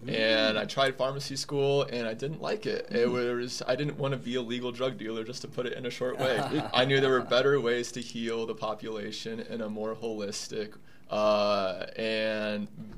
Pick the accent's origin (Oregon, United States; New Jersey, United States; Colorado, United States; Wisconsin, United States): Colorado, United States; Colorado Springs; also born or lived in San Jose, California; I'm from Colorado Springs.